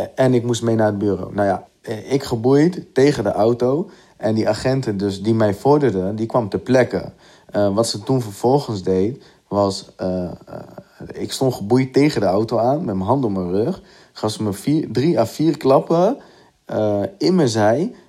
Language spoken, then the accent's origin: Dutch; Gorinchem, South Holland, Netherlands; ik ben 30 jaar en ik kom uit Gorkum